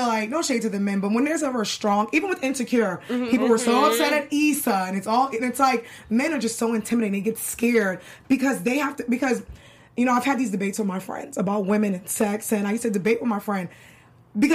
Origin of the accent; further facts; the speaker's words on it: Boston, Massachusetts, United States; also born or lived in Brooklyn; now in New York City, United States; I'm from New York. I grew up in Boston. I moved back to New York in 2009.